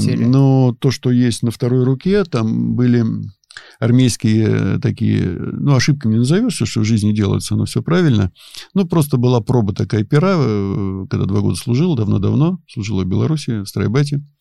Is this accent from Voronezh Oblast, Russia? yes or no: no; Kimry, Tver Oblast, Russia; also born or lived in Dubna / Peleduy; я родился, вырос и жил на Волге